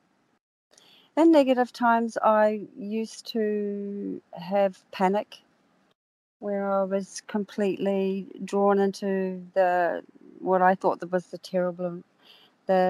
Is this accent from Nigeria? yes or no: no; New Zealand; now in Australia; I'm from New Zealand originally